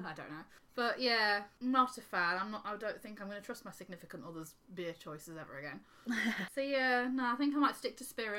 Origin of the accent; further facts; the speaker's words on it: Yorkshire and the Humber, United Kingdom; now in Glasgow, United Kingdom; I'm from Yorkshire